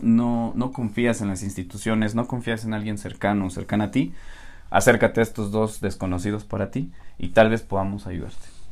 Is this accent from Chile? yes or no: no; Tulancingo, Hidalgo, Mexico; Nosotros somos de Hidalgo, para quien no lo sepa, uh. de Tulancingo Hidalgo